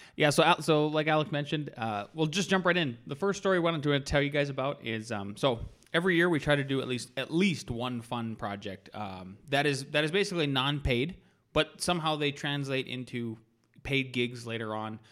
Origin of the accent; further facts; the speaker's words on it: North Dakota, United States; I was born and raised in North Dakota